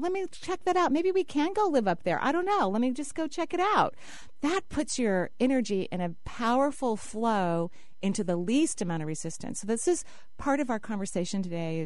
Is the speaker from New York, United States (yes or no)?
no; Seattle, Washington, United States; I grew up in the Northwest, and my parents, when I was very young, were students at the University of Washington.